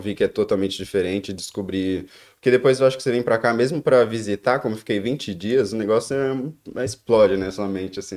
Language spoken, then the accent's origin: Portuguese; São Paulo, Brazil; moved away as an adult; also born or lived in Joinville; now in Dublin, Ireland; Eu sou de São Paulo, Zona Norte, capital, São Paulo, mas eu nasci em Joinville. Mas eu vim, fui bem cedo para São Paulo. Quando eu tinha nenhum ano, já já estava em São Paulo já